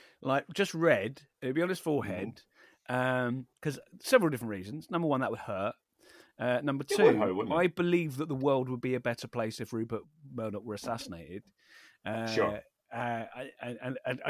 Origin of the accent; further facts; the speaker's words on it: Wallington, London, United Kingdom; I grew up in Wallington in very South London.